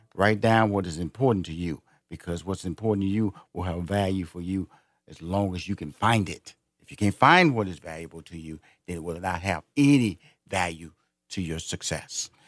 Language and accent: English; Houston, Texas, United States; Houston is my uh, where I was born and raised.